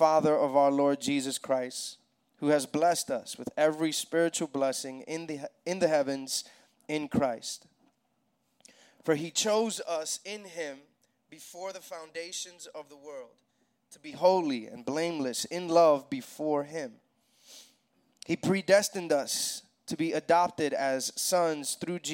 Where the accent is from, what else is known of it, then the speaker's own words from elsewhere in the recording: New York City, New York, United States; moved away as an adult; now in Atlanta, United States; I'm from New York City originally. My wife and I and our kids moved here to Atlanta.